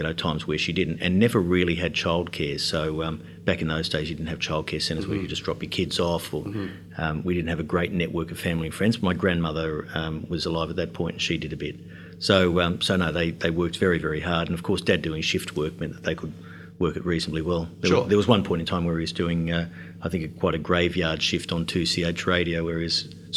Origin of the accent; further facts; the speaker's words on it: Sydney, New South Wales, Australia; I was born in Sydney in the early 60s.